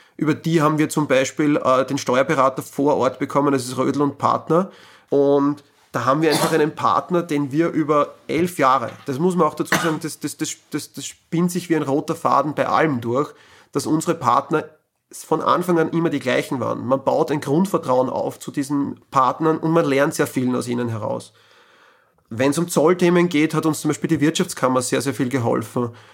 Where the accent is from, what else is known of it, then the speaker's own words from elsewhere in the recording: Austria; bei uns in Österreich